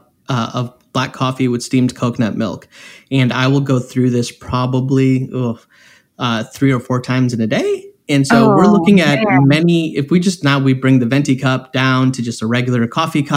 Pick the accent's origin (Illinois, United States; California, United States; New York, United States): Illinois, United States; right outside of Chicago; I'm from right outside of the city of Chicago.